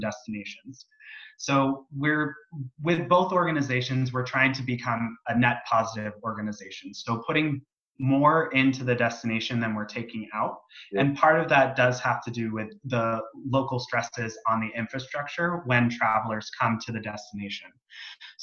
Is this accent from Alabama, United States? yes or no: no; San Diego, California, United States; I'm from San Diego